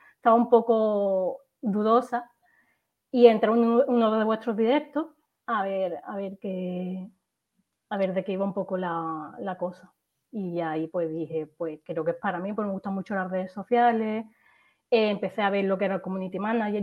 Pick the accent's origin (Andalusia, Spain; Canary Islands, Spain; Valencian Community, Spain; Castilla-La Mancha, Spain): Andalusia, Spain; Seville; now in Málaga, Spain; yo soy de Sevilla originariamente y vivo en Málaga